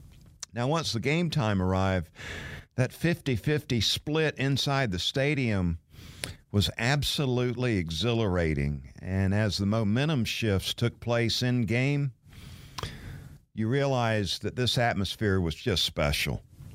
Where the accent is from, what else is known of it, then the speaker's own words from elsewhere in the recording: Valdosta, Georgia, United States; I grew up in Valdosta, Georgia, which is a short drive to Jacksonville